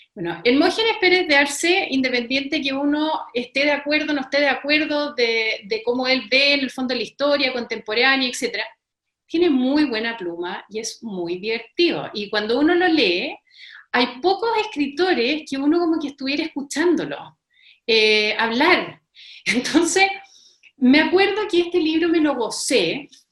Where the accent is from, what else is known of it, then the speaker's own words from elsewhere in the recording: Chile; cómo somos los chilenos